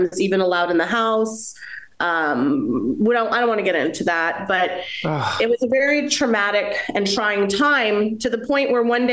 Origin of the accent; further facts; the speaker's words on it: United States; I'm a first generation American. I'm Colombian by my mother, and I am American by my father